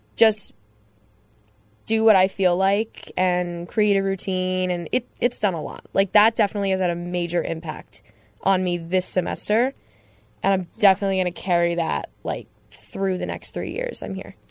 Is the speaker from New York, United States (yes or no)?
yes; Long Island, New York, United States; I'm from Long Island